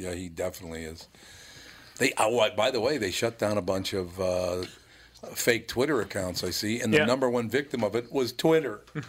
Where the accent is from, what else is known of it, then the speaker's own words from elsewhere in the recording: Minneapolis, Minnesota, United States; When I grew up in North Minneapolis